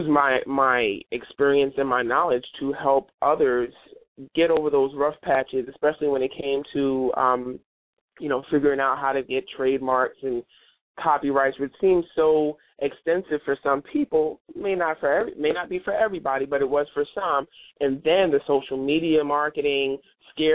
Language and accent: English; New York City, New York, United States; moved away; my hometown, which is New York City.